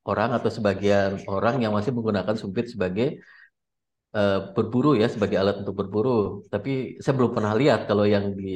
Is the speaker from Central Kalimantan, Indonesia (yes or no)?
yes; Kotawaringin Barat, Central Kalimantan, Indonesia; Karena saya lihat di daerah saya, di daerah saya di Kabupaten Kota Waringin